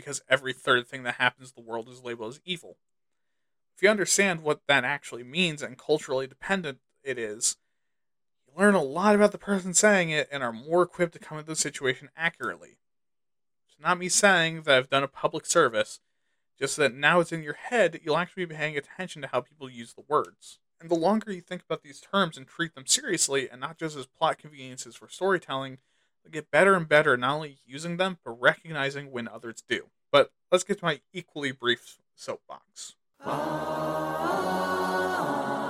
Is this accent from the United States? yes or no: yes; United States; my home country of the good old US